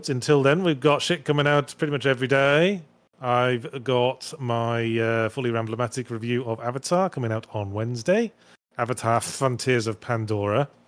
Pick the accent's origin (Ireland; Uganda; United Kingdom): United Kingdom; England; accent: between northern and southern English; one of the quirks of my accent is that I'm stuck between the north of England and the south of England.